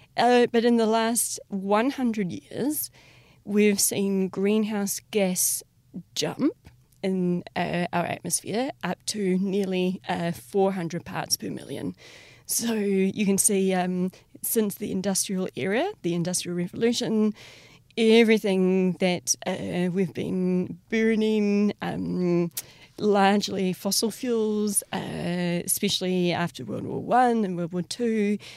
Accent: New Zealand; growing up in Te Ao Māori

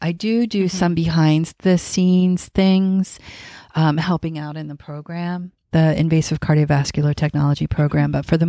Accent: Pennsylvania, United States; Well, I am from this area, mm-hmm. Lancaster County, Pennsylvania. And I live here. Yep. I have never really moved more than 15 miles away from where I originally came from.

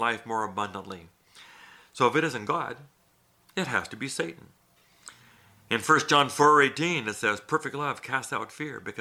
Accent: Thailand; moved away; I grew up in Thailand

